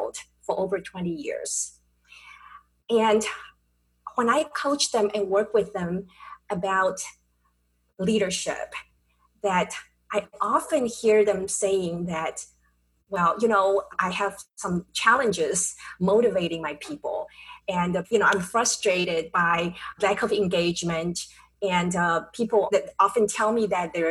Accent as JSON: {"language": "English", "town": "Taipei", "country": "Taiwan", "tie": "born or raised there", "moved": "yes", "lives_now": "San Diego, United States", "said": "I was born and raised in Taipei, Taiwan."}